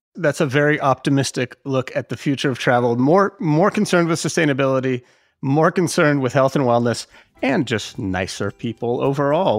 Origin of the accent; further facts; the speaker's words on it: United States; as an American